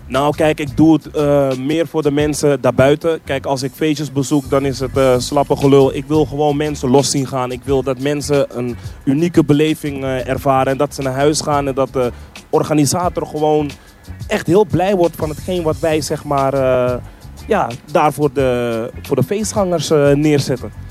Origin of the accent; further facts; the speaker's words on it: Amsterdam, North Holland, Netherlands; Ik ben iemand die, zeg maar, eh, in, eh, Zuidoost is opgegroeid. Ik kom uit de Belmer